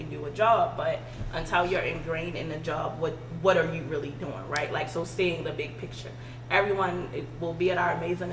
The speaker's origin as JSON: {"language": "English", "town": "Baltimore", "region": "Maryland", "country": "United States", "tie": "born or raised there"}